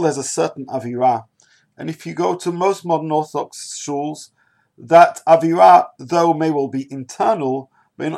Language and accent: English; United Kingdom; I'm a British person